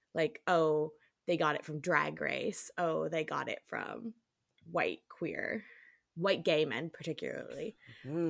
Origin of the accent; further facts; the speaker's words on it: New York, United States; I am from New York